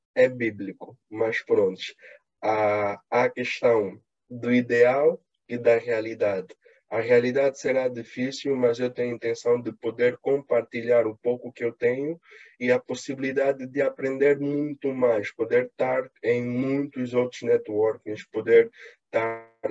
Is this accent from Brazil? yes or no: no; Angola; eu, como sou angolano